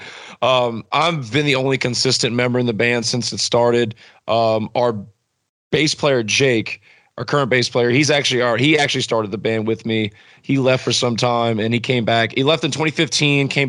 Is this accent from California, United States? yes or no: no; New Roads, Louisiana, United States; I grew up in New Roads, Louisiana